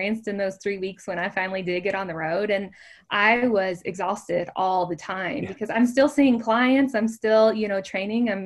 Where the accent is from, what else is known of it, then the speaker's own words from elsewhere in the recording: Kentucky, United States; moved away as an adult; I grew up in a very small town in Kentucky. It's known as the bourbon capital of the world